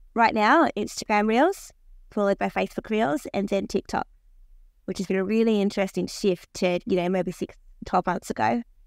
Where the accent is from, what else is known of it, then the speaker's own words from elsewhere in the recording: Australia; I'm Australian